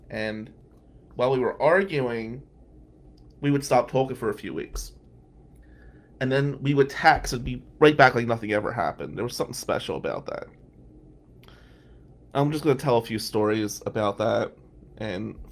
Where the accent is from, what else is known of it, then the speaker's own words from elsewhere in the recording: New Jersey, United States; now in Ann Arbor, United States; I said, "New Jersey."